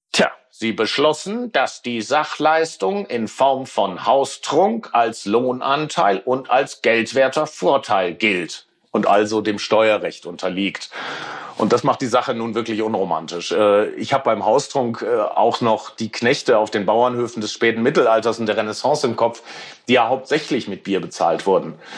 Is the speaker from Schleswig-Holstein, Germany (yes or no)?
no; Ruhr area, North Rhine-Westphalia, Germany; Ich bin im Ruhrgebiet aufgewachsen